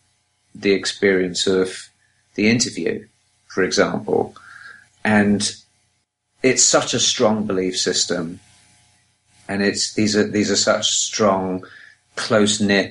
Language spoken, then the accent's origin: English; England, United Kingdom; now in Los Angeles, United States; I'm English